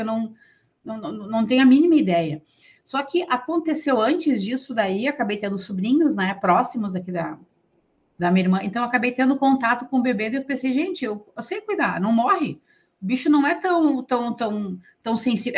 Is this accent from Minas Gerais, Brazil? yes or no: no; São Leopoldo, Rio Grande do Sul, Brazil; eu sou de São Leopoldo, do lado aqui tem a Escola Liberato